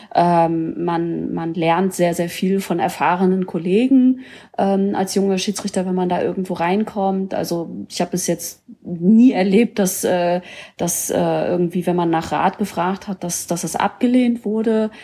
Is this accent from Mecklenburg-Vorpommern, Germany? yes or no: yes; Mecklenburg-Vorpommern, Germany; moved away; ich komme ja ursprünglich aus Mecklenburg-Vorpommern